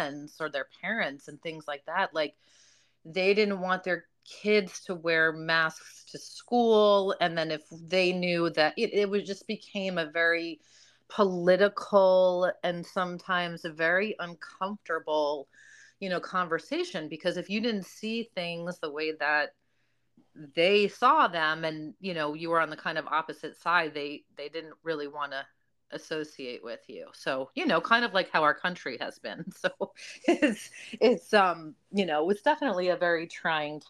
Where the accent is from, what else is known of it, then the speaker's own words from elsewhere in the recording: New Jersey, United States; moved away as an adult; also born or lived in Virginia / Florida; I am a Jersey girl. I grew up in New Jersey.